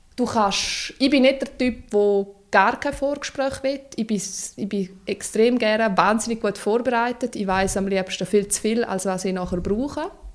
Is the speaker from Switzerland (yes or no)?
yes; Lower Engadine, Graubünden, Switzerland; Ich bin im Unterengadin aufgewachsen, am schönsten Ort der Welt